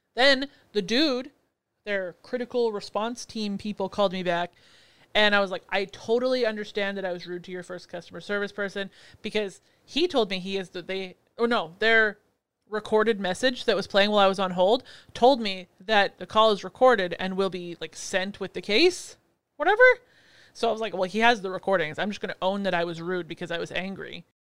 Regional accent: Canada; I'm Canadian

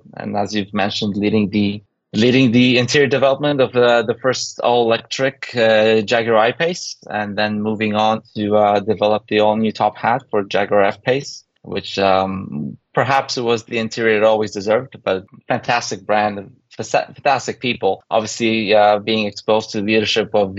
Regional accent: Poland; moved away; also born or lived in Canada; growing up in Poland, born in the early 80s, we had the opportunity to emigrate to Canada

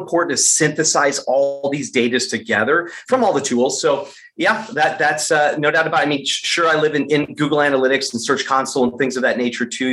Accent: Michigan, United States; I was born and raised in Michigan

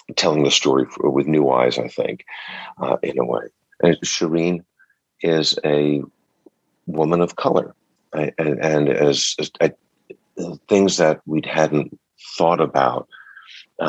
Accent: Cranford, New Jersey, United States; also born or lived in Spring Lake, New Jersey; Grew up in Cranford and Spring Lake.

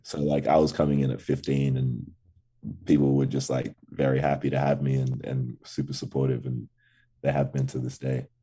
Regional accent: Canberra, Australian Capital Territory, Australia; accent: Australian; also born or lived in Ghana; definitely raised in, in Canberra, Australia

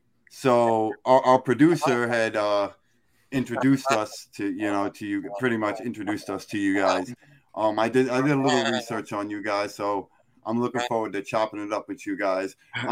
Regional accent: New York City, New York, United States; I grew up in Brooklyn, New York, listening to mostly hip hop, a little bit of punk.

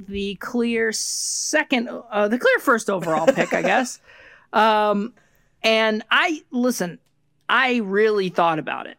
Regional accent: Rhode Island, United States; I grew up in Rhode Island and we went to the beach and we went to Block Island.

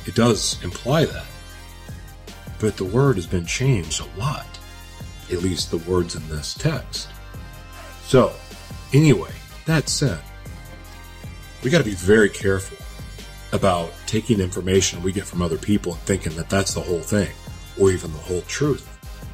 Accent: Oklahoma, United States; also born or lived in Los Angeles, California; now in Minnesota, United States; So I'm from Oklahoma originally, even though I say LA is home for me, because it is. I was born in Oklahoma, and I live in Minnesota now.

